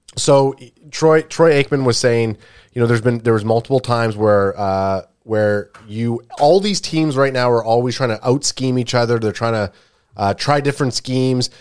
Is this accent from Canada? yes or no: yes; Canada; we're a Canadian group